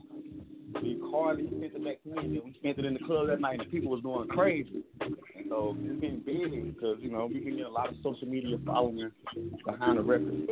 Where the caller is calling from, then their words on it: Florida, United States; I'm calling from Florida right now.